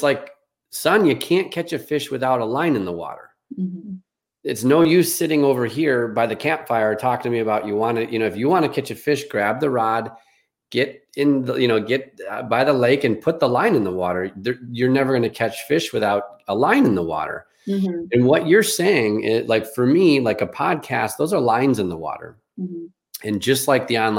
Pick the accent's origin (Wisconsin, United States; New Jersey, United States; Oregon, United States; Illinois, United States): Illinois, United States; Chicago; I grew up in Chicago on the concrete